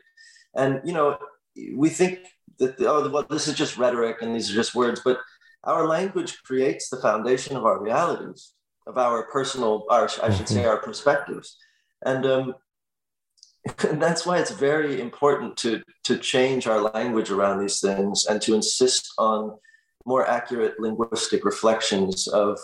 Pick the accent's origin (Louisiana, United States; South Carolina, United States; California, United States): California, United States; Los Angeles; I grew up in Los Angeles in the Valley, where there was no community.